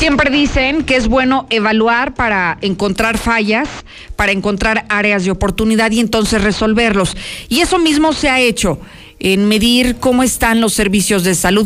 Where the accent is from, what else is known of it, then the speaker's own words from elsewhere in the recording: Mexico; seamos los mexicanos